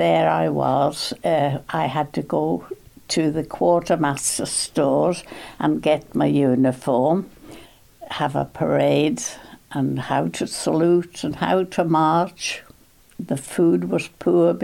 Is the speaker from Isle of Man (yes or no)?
yes; Isle of Man; I was born in Bruce, out at Lonnon. I had two brothers, one sister, and we came to Groudle. We went to Onken School